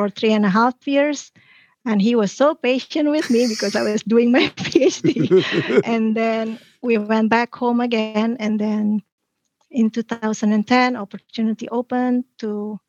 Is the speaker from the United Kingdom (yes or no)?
no; Bogor, West Java, Indonesia; moved away as an adult; now in United States; I was born in Indonesia in a city called Bogor. It's in West Java.